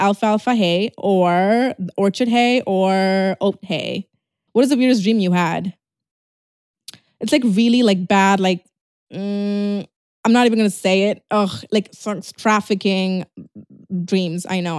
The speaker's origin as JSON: {"language": "English", "town": "Tirunelveli", "region": "Tamil Nadu", "country": "India", "said": "No, I'm actually from Tirunelveli."}